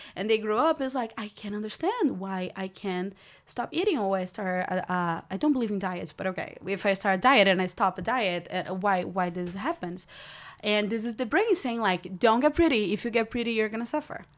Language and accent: English; Brazil; English is a second language; also born or lived in Rio de Janeiro; now in United States; I grew up in Brazil